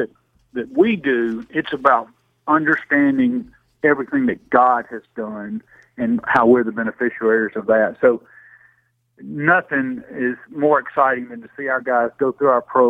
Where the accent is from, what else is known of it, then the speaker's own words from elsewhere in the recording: Greenville, Alabama, United States; I was born and raised down in James Fan territory, down in Greenville, Alabama